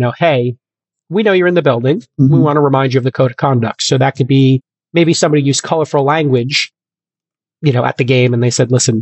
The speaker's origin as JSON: {"language": "English", "town": "New York City", "region": "New York", "country": "United States", "said": "as a New Yorker"}